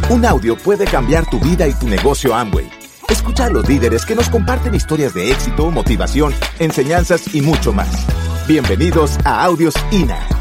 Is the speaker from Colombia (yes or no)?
yes; Colombia; moved away; also born or lived in Venezuela; Yo soy colombiano